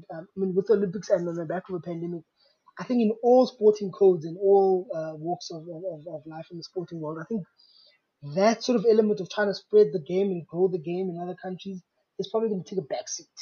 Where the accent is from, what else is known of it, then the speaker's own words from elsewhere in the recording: South Africa; as a South African